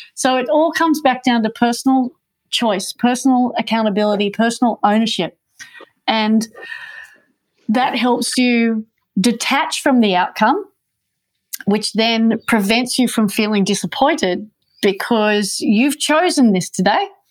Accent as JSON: {"language": "English", "town": "Manly", "region": "New South Wales", "country": "Australia", "tie": "born or raised there", "said": "I grew up on Manly Beach."}